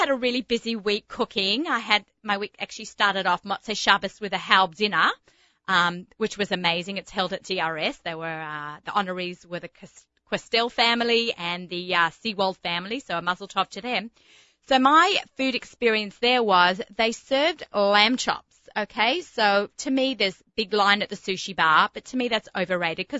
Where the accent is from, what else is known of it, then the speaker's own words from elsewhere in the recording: Australia; moved away; being an Australian, where there are more sheep than people.